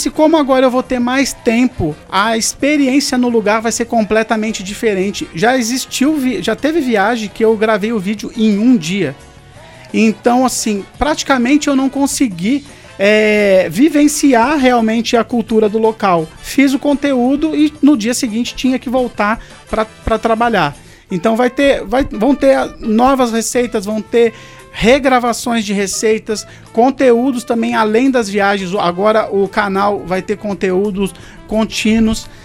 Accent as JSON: {"language": "Portuguese", "town": "Penedo", "country": "Brazil", "tie": "born or raised there", "said": "Penedo é um lugar assim que eu amo, fui criado em Penedo, vou continuar morando em Penedo"}